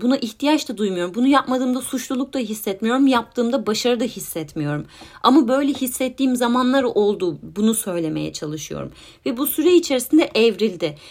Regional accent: Turkey; moved away

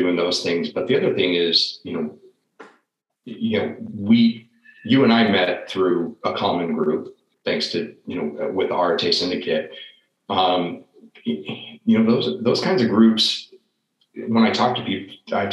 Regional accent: the Northwest, Pacific Northwest, United States; moved away as an adult; also born or lived in Washington; now in Florida, United States; I grew up in the Northwest and my wife grew up in Alaska

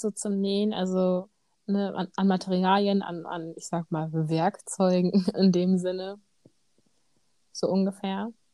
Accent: Bremen, Germany; bei uns in Bremen

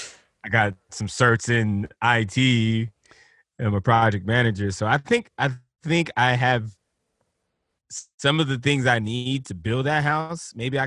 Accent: Liberty City, Florida, United States; You know, like I'm growing up in Liberty City, and you know, skateboarding is not something the bros do in the hood.

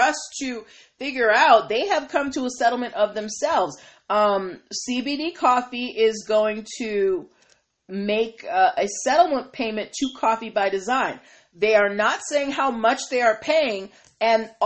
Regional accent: Massachusetts, United States; that's my home state

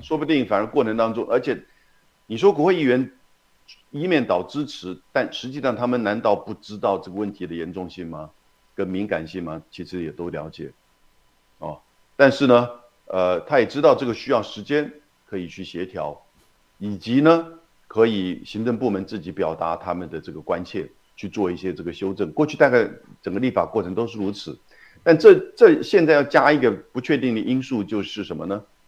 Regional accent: Taiwan; 像你我台湾人

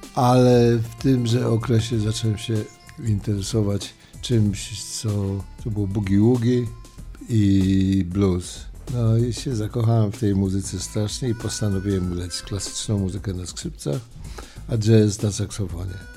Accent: Łódź, Łódź Voivodeship, Poland; moved away as an adult; also born or lived in Warsaw / New York; urodziłem się w Warszawie, wychowałem w Łodzi, ale tak naprawdę to czuję się cały czas nowojorczykiem i 45 lat w, Nowo Nowym Jorku

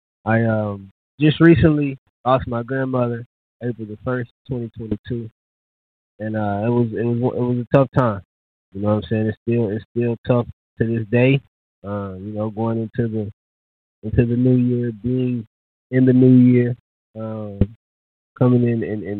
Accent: Louisville, Kentucky, United States; moved away as an adult; now in Dallas, United States; I am from the same city and state

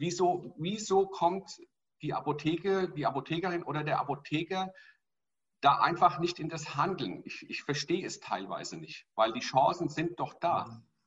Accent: Hesse, Germany; Bei uns in Hessen

